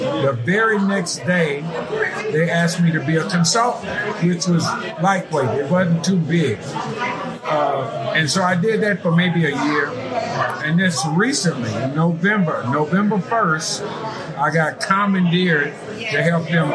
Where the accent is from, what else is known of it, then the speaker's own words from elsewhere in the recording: Gary, Indiana, United States; moved away as an adult; also born or lived in Dallas, Texas; now in Houston, United States; Born and raised in Gary, Indiana